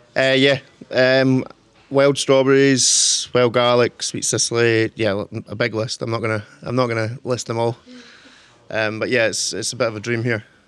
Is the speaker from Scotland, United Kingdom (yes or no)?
yes; Torrance, Scotland, United Kingdom; I'm from a wee village called Torrance. It's kind of countryside.